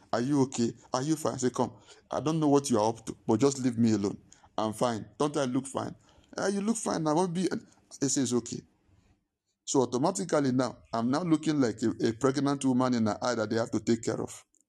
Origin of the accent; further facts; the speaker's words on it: Nigeria; moved away; I was still growing up in Ninge-, I was in Nigeria